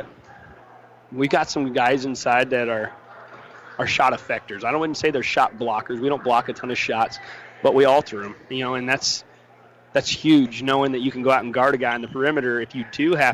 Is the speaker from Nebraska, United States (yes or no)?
yes; Gibbon, Nebraska, United States; I grew up in Gibbon